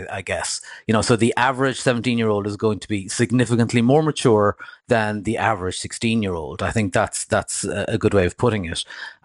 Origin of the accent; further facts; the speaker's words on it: Cork, Munster, Ireland; I'm from rural Ireland myself. You know, I grew up down in Cork